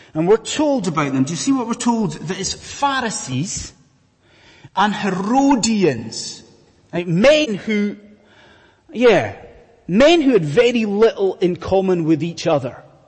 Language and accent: English; Scotland, United Kingdom; I'm a Scotsman, as you may have gathered from the accent. I was brought up in Scotland in the 1980s